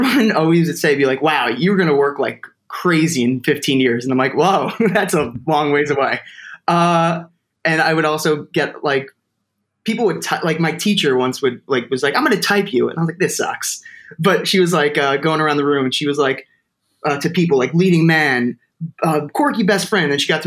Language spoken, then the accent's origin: English; Toms River, New Jersey, United States; my hometown like a place to do theater called Exit 82 Theater Company, because I'm from Tom's River and that's Exit 82.